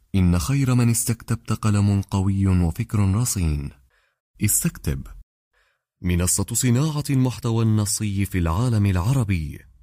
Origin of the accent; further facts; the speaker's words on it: Oued Souf, El Oued Province, Algeria; من بلدتي من وادي سوف